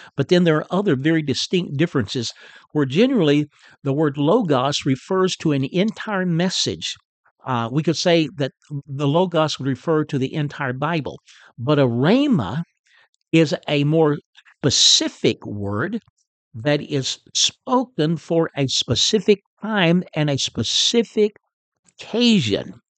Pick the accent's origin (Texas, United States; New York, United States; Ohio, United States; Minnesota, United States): Texas, United States; Chicota; moved away as an adult; also born or lived in California / Oklahoma / New Brunswick, Canada; I'm a Texan, in case you don't know and uh, I'm a native of, of north northeast Texas. Uh, grew up in Chicota, Texas, uh, which is not too far from Paris.